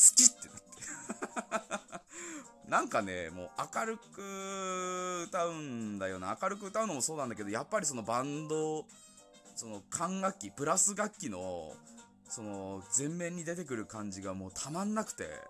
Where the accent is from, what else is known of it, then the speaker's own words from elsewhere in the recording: Yamagata, Japan; accent: Yamagata dialect; 俺らからしたら山形弁は通、普通の言語なのかな